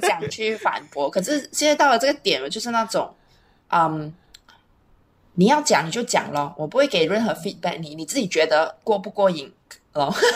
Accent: Malaysia; 我们虽然是马来西亚人，可是我们是马来西亚华人啊

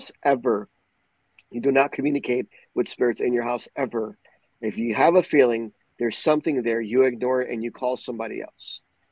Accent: Puerto Rico; Growing up in Puerto Rico

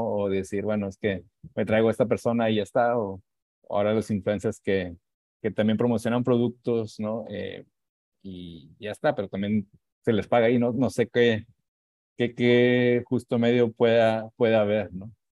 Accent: Monterrey, Nuevo León, Mexico; cómo somos los regios

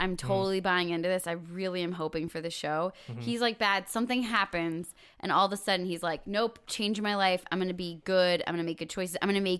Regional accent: Kentucky, United States; I know we grew up in Kentucky, man.

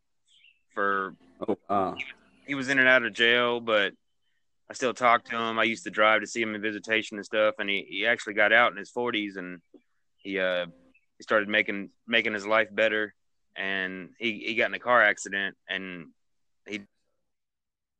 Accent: Atlanta, Georgia, United States; I'm from around Atlanta. I don't live in Atlanta, but I'm a little Atlanta, Georgia

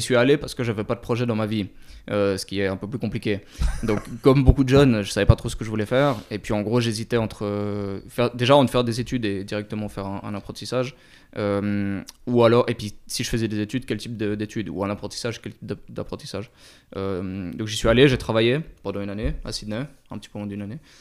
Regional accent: Switzerland; moved away as an adult; j'ai grandi en Suisse, j'ai vécu un petit peu à l'étranger

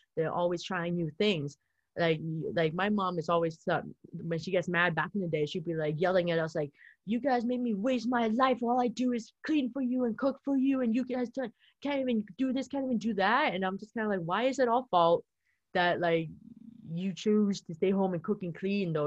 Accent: Vancouver, British Columbia, Canada; I'm here in, from Vancouver

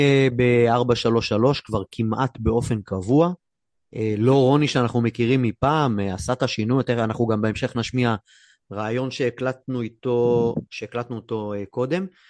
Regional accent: Haifa, Haifa District, Israel; בבת גלים, שם גדלתי

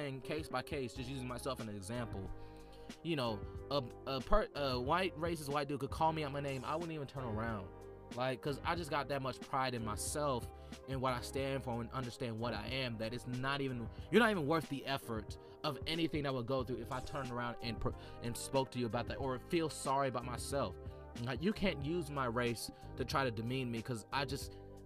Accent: Atlanta, Georgia, United States; I was raised in Atlanta, a predominantly black environment

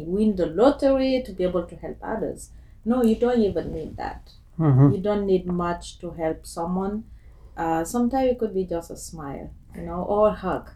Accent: Guinea; moved away as an adult; now in Toronto, Canada; I'm from Guinea, West Africa. Born and raised there, and I came to Canada 13 years ago

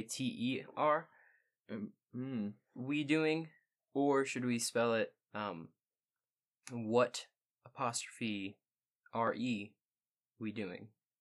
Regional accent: Midwest, United States; We're from the Midwest

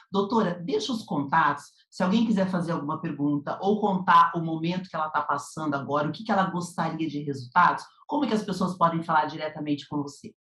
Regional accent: Curitiba, Paraná, Brazil; now in São Paulo, Brazil; eu sou do Sul, eu sou de Curitiba

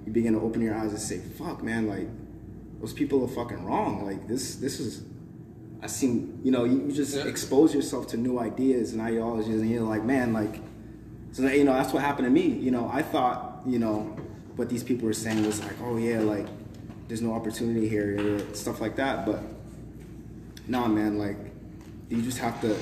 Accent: Boston, Massachusetts, United States; moved away; I'm from Boston

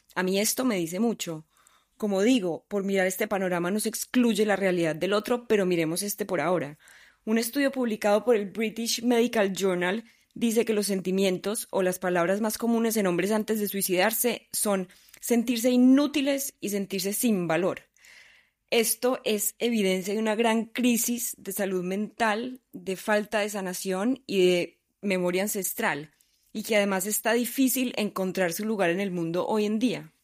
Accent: Colombia; Obviamente soy colombiana, un país tercermundista, extremadamente machista, nací en una sociedad machista

